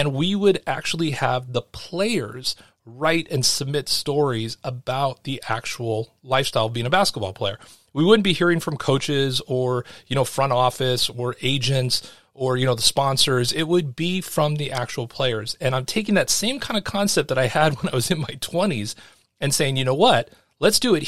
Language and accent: English; California, United States; moved away as an adult; I'm a Californian